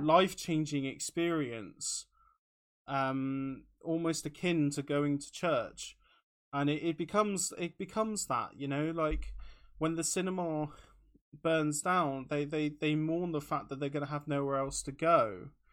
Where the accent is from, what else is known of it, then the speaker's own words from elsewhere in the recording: Taunton, South West England, United Kingdom; now in Bristol, United Kingdom; in taunton if anybody who's listening is from my hometown